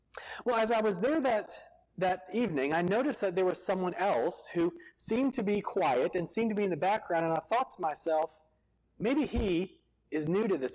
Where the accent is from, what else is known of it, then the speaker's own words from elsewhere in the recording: Virginia Beach, Virginia, United States; moved away; I grew up in Virginia Beach right next door, and I went to college in Norfolk at Old Dominion.